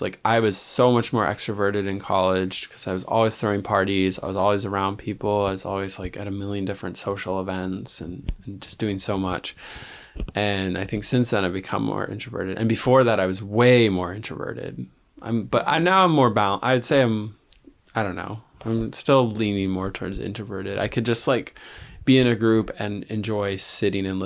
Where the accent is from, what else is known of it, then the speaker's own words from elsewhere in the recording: New York City, New York, United States; it is. It really is where I'm from too.